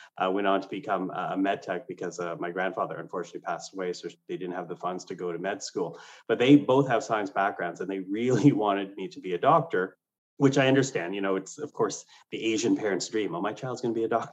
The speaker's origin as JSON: {"language": "English", "country": "Canada", "tie": "born or raised there", "also_born_or_lived": "Philippines", "second_language": "English", "said": "I was not born in Canada. My family immigrated here, and I was 3 years old. English was not my first language."}